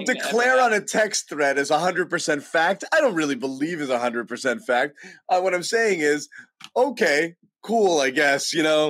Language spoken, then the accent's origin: English; Berkeley, California, United States; I was born in Berkeley